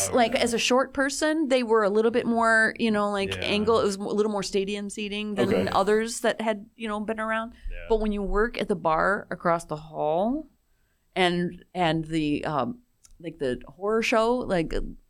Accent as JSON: {"language": "English", "town": "Ann Arbor", "region": "Michigan", "country": "United States", "tie": "born or raised there", "said": "I grew up right on Jackson Avenue."}